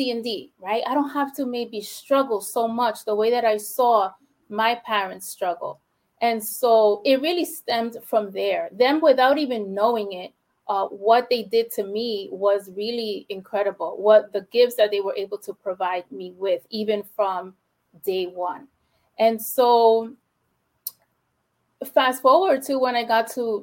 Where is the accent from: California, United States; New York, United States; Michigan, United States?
New York, United States; New York City; first language Spanish; English is a second language; I'm from the Bronx, born and raised in the Bronx, only child